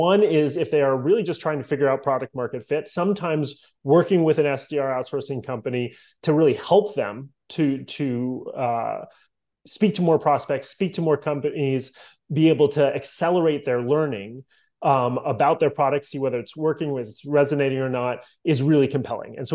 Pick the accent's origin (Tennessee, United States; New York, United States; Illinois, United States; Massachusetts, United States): Massachusetts, United States; Boston; moved away as an adult; now in Miami, United States; I grew up in Boston